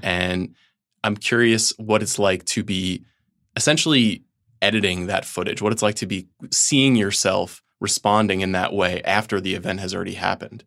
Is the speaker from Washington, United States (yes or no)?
no; Long Island, New York, United States; I am from Long Island